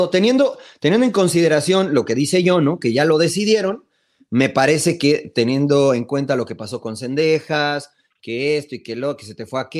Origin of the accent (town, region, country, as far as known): Mexico; now in United States